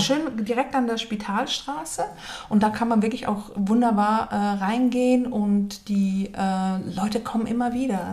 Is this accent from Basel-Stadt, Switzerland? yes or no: yes; Basel, Basel-Stadt, Switzerland; Ich bin in Basel geboren, aber habe einen deutschen Pass